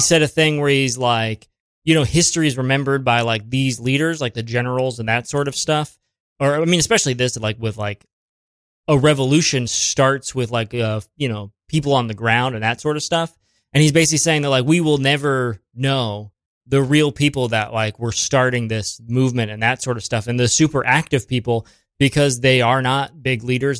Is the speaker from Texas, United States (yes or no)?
no; Springfield, Ohio, United States; now in New York City, United States; Springfield. It's like, uh, between Columbus and Dayton.